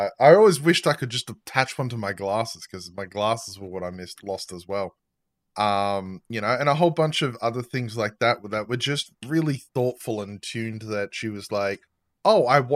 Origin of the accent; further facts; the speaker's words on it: Australia; I'm Australian.